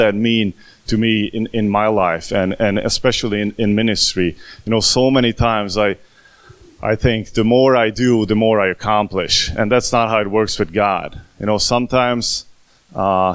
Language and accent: English; Hungary; first language Hungarian; English is a second language; now in United States; from Hungary, just like I am, from the good old motherland.